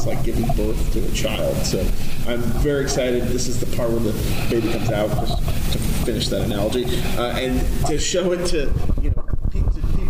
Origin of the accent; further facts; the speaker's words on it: New York, United States; I'm a New Yorker